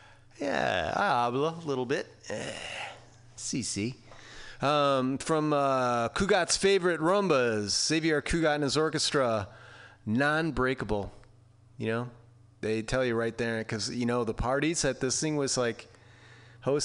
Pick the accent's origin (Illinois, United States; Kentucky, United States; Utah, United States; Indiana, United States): Illinois, United States; Chicago; now in San Francisco, United States; I live in San Francisco, right? But I'm from Chicago